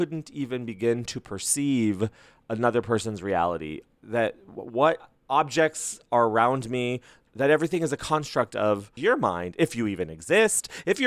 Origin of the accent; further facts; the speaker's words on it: Las Cruces, New Mexico, United States; my hometown, Las Cruces, around El Paso, like in that area.